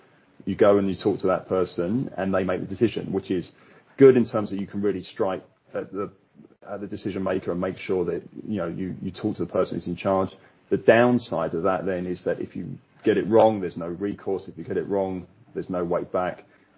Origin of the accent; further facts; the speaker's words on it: London, United Kingdom; moved away as an adult; now in China; I've been in China over 13 years now. I'm from London originally